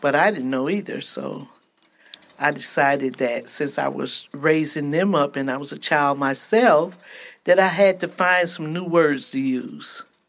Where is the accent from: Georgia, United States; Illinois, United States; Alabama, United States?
Georgia, United States; moved away; also born or lived in Flint, Michigan / Ypsilanti, Michigan; I'm originally from Georgia. My parents migrated to Flint, and from there to Ypsilanti